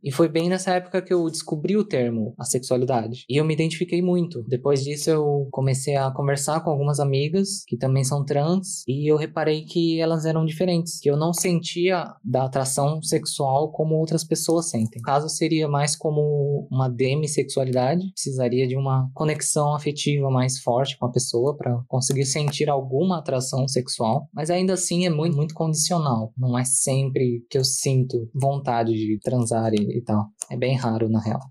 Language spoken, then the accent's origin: Portuguese; São Paulo, Brazil; eu sou de São Paulo, capital